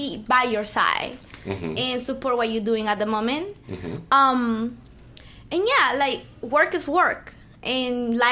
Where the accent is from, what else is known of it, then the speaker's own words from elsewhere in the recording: Miami, Florida, United States; now in Los Angeles, United States; I grew up in Miami.